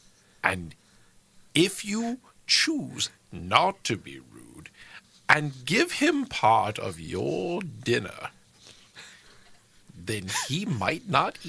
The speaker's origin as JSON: {"language": "English", "region": "Indiana", "country": "United States", "said": "I'm from Indiana."}